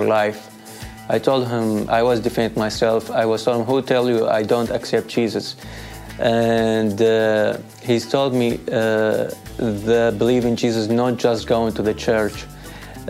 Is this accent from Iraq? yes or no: yes; Iraq; English is a second language; now in Modesto, United States; I am from Iraq. I grew up in a Christian family